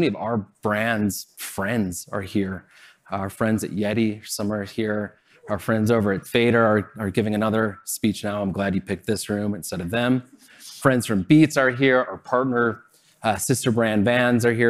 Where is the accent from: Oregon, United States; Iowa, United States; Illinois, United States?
Illinois, United States; Chicago; I grew up in Chicago